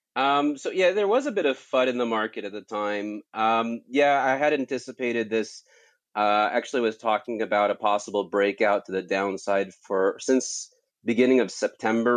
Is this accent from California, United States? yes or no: yes; California, United States; moved away; I grew up in California